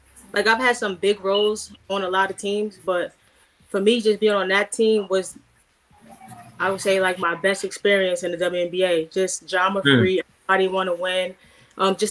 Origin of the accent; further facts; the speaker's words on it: New York City, New York, United States; growing up in Fort Greene